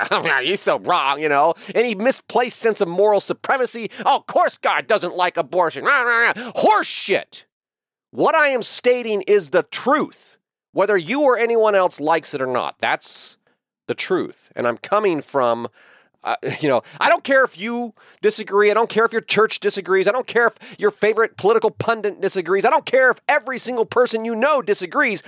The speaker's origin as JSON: {"language": "English", "country": "United States", "said": "I am an American patriot"}